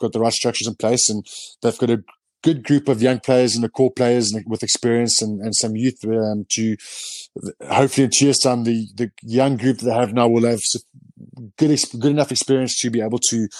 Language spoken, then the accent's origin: English; South Africa; moved away as an adult; now in France; I grew up in South Africa.